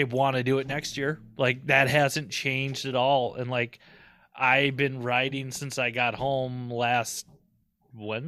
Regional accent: St. Paul, Minnesota, United States; I'm from St. Paul, and I went through the riots of Minneapolis

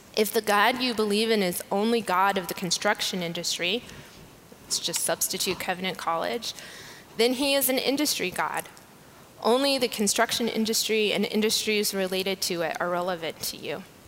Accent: United States; As an American

